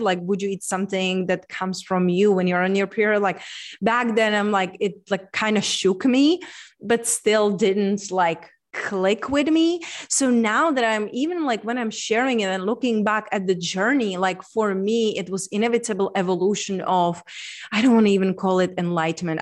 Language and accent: English; Czechia; moved away; I'm from Czech Republic. So, being born in Czech Republic, center of the Europe